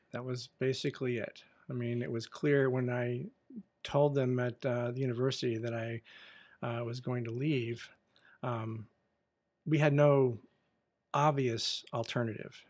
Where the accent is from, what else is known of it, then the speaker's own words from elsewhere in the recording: United States; I am an American